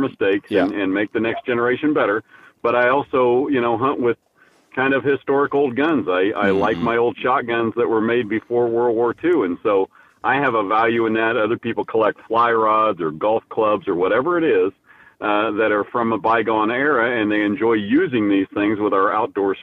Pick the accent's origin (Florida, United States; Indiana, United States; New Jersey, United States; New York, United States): Indiana, United States; Danville; also born or lived in Rockville, Indiana; I grew up in Indiana